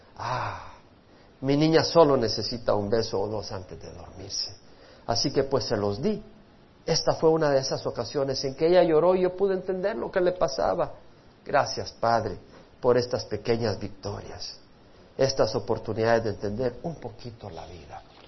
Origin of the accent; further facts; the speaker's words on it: El Salvador; moved away; yo dejé El Salvador por un sueño. Yo tenía un sueño en mi país